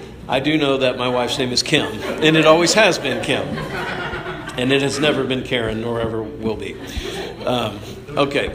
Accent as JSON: {"language": "English", "town": "Dallas", "region": "Georgia", "country": "United States", "said": "we're from a suburb of Atlanta"}